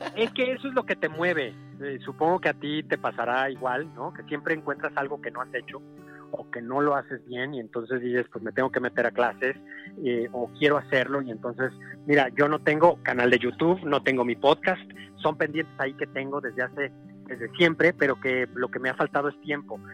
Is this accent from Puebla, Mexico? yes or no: no; San Luis Potosí, Mexico; yo soy de San Luis Potosí